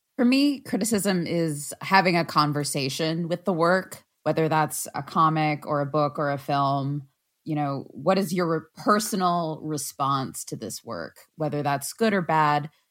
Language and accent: English; United States; as an American